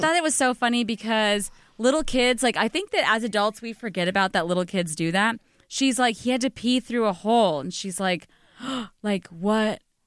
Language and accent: English; Arizona, United States; moved away as an adult; also born or lived in Illinois; now in New York, United States; I grew up in the suburbs of Illinois, and then I grew up in Arizona